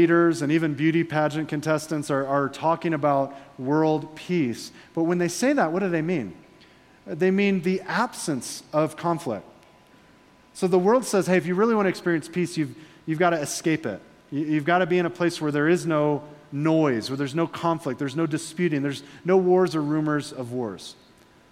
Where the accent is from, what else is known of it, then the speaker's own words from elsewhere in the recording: Florida, United States; I'm from Florida.